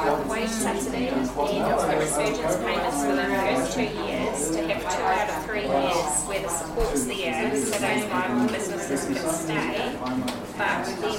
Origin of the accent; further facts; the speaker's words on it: Canada; and I'm originally from